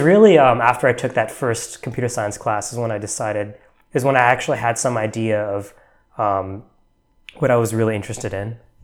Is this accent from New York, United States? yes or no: no; New Jersey, United States; moved away as an adult; also born or lived in Texas / Atlanta, Georgia; now in Bay Area, United States; I grew up, m, uh, mostly in New Jersey, actually. That's where I went, I spent my middle school and, and high school years